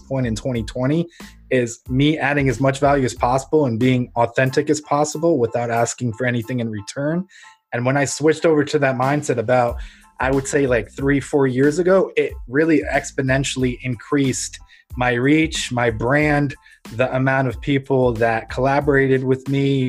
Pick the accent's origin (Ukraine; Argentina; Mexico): Ukraine; moved away; I was born in Ukraine, which was under the former Soviet Union